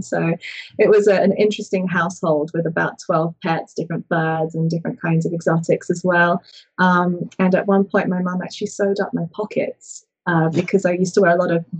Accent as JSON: {"language": "English", "region": "England", "country": "United Kingdom", "said": "I came from England where we have like one show and it's corn snakes and ball pythons."}